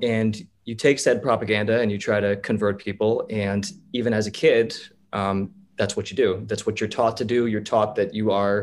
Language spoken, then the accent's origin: English; Holland Township, New Jersey, United States; I am from a small town called Holland Township, which is in Milford, New Jersey, which is near Clinton, New Jersey.